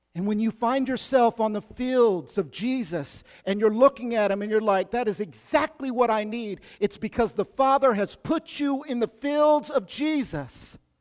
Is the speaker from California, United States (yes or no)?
no; Oklahoma, United States; I'm from Oklahoma, I know about those Bodunk towns.